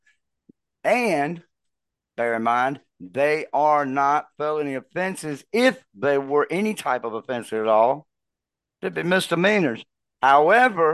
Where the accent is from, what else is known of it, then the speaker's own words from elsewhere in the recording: United States; we as American people